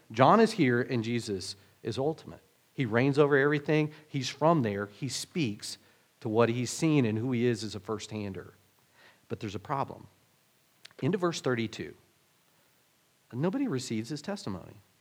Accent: Oklahoma, United States; moved away; me growing up in Oklahoma

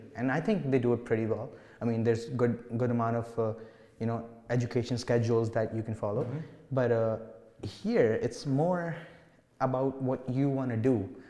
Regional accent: India; moved away; Because I came from India. You know, the stuff that you guys are doing in grade 11 or 12 here has already been taught to me.

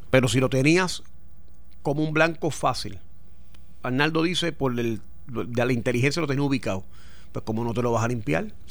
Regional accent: United States; Bueno, en principio sí porque yo soy americano

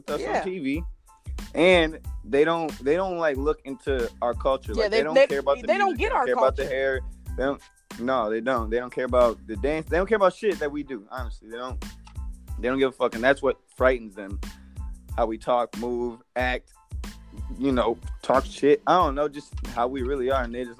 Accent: Minnesota, United States; also born or lived in Chicago, Illinois; growing up in Minnesota, like, coming from Chicago with, like, full black people, coming to Minnesota and living in this, like, suburban area

